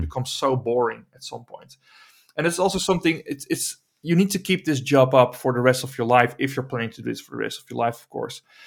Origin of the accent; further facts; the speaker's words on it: Emmeloord, Flevoland, Netherlands; I'm trying to build a studio here in my hometown of Emmeloord